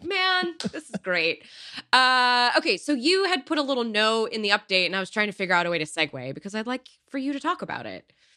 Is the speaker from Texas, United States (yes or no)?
no; Silicon Valley, California, United States; growing up in Silicon Valley